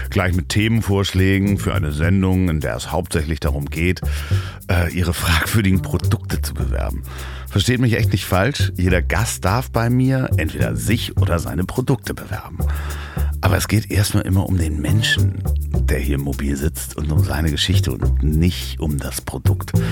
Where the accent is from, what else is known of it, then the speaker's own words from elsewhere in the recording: Hamburg, Germany; Und zwar in Hamburg, in seiner und meiner Heimatstadt.